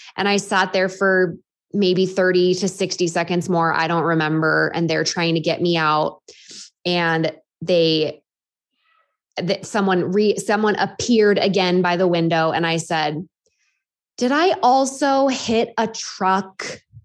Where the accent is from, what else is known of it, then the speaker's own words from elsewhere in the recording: Half Moon Bay, California, United States; my hometown of Half Moon Bay